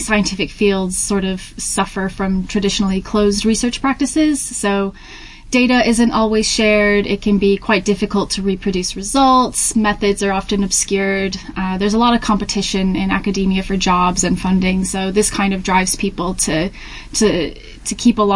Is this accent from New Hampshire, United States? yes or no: yes; Hampton, New Hampshire, United States; moved away as an adult; also born or lived in Tennessee; now in Manchester, United Kingdom; I'm originally from Hampton, New Hampshire in the U.S.